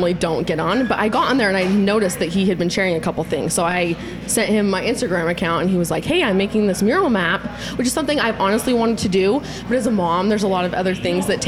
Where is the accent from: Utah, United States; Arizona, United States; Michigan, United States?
Utah, United States; Born and raised in Utah, love it here